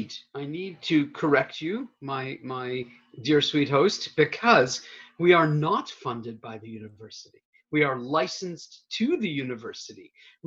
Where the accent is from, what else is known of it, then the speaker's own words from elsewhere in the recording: Canada; now in Baltimore, United States; I'm from Canada, where we did not have public radio, except over the border, the now closed and forever border.